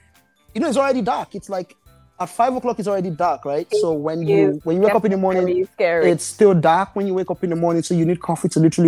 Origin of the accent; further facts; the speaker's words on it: Nigeria; now in Toronto, Canada; I'm Nigerian